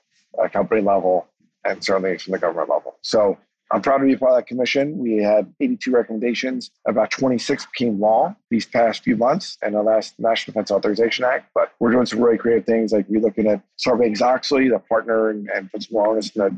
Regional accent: United States; I'm saying this as an American

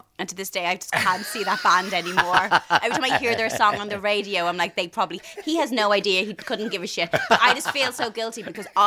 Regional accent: Bray, Leinster, Ireland; also born or lived in Dublin; I was born in Dublin, but grew up in Bray.

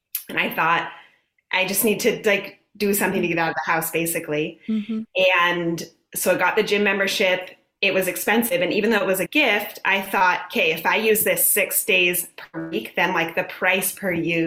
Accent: California, United States; moved away as an adult; also born or lived in Arizona; now in Southwest Virginia, United States; So I am originally from California.

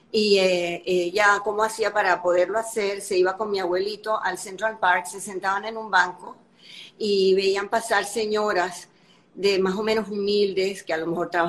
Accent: Cuba; born there; Sí, yo nací en Cuba en 1953 y mis padres, Máximo y Sarita, también nacieron en Cuba.

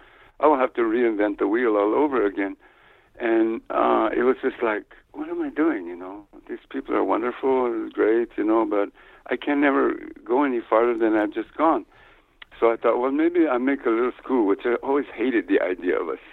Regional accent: New Mexico, United States; also born or lived in Ohio; I grew up in New Mexico on an Indian reservation here

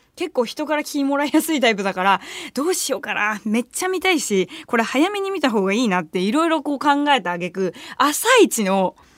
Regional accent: Shitamachi, Tokyo, Japan; 下町出身だからさ、下町の映画館で見てるわけよ

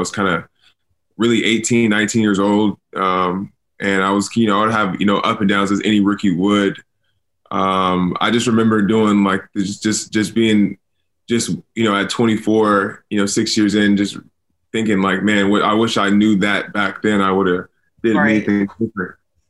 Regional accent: California, United States; moved away; I'm from California

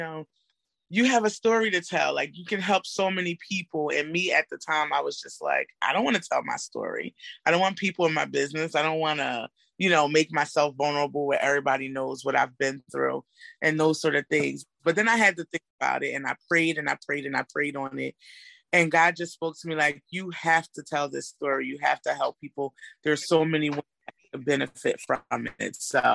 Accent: Philadelphia, Pennsylvania, United States; now in Lancaster, United States; I'm originally from Philadelphia, but I currently live in Lancaster

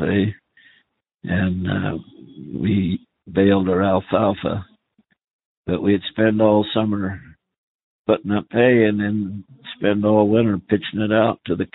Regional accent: Lima, Montana, United States; also born or lived in Rock Springs, Wyoming / McKinnon, Wyoming / Utah; I live in Lima, Montana. I went to school here from the time I was in the third grade till I was a junior

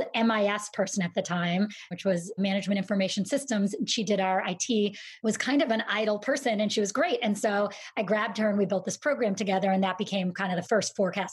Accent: Syracuse, New York, United States; I grew up in Syracuse, New York, a very snowy and boring place

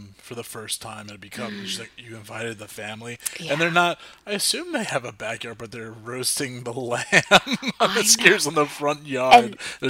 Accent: New Jersey, United States; I'm Irish, German, Italian, you know, so white boy from New Jersey. from North Jersey.

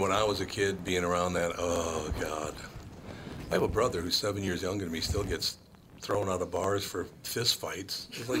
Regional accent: Minneapolis, Minnesota, United States; also born or lived in Jacksonville, Florida; I grew up in Minneapolis

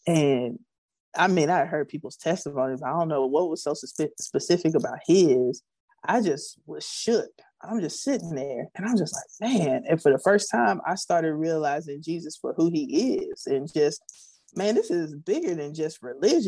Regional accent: Prairie View, Texas, United States; I grew up in Prairie View, Texas.

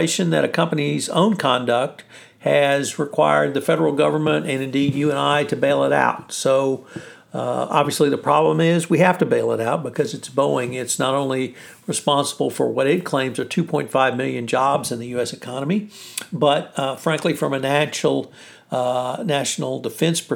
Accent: Texas, United States; From the great state of Texas, my home state

